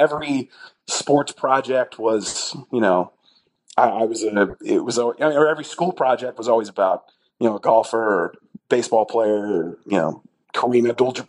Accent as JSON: {"language": "English", "town": "Houston", "region": "Texas", "country": "United States", "tie": "born or raised there", "also_born_or_lived": "Bristol, Connecticut / Austin, Texas", "moved": "as an adult", "said": "we grew up in Houston about the same time"}